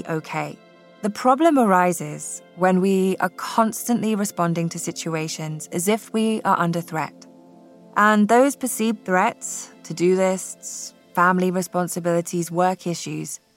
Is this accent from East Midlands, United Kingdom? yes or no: no; Scotland, United Kingdom; born or raised there; now in California, United States